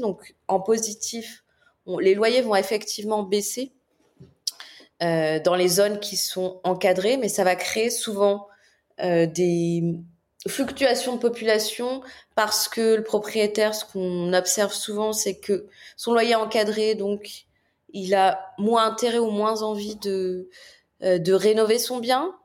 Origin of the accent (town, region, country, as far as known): France